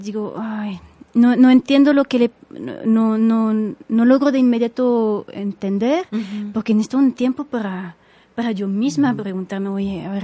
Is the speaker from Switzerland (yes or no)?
yes; Switzerland; Spanish is a second language; moved away as an adult; now in Mexico; había estudiado la base del español en, en, Suiza, en el colegio